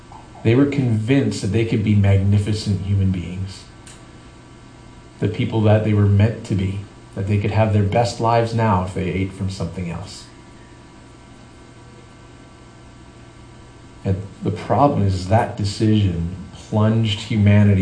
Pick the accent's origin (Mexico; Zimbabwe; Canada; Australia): Canada; now in San Diego, United States; I grew up in Canada